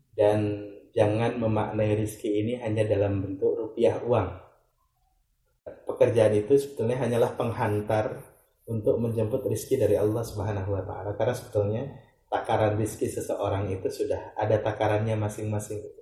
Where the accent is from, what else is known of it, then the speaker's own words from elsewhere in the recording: Ciamis, West Java, Indonesia; now in Bantul, Indonesia; saya lahir di Ciamis, 10 Jenis 1983. Uh, tempat tinggal di Selandakan Bantul, Yogyakarta